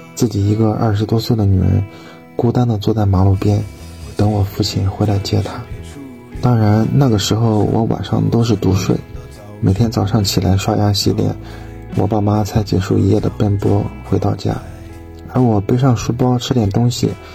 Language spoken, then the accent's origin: Chinese; Bozhou, Anhui, China; 我来自安徽亳州